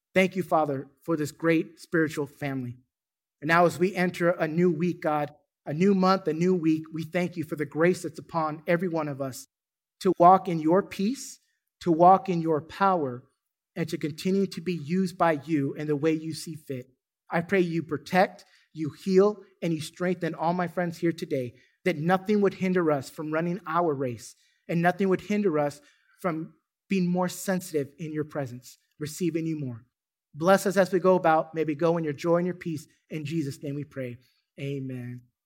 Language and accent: English; California, United States; now in Duncanville, United States; I'm from California